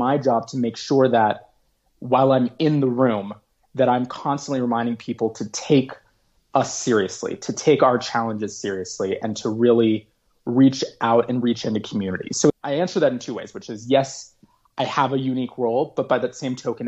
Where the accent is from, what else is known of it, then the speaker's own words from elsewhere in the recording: Oakland, California, United States; my hometown here in Oakland